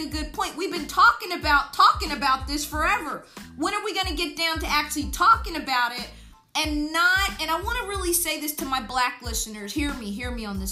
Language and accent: English; United States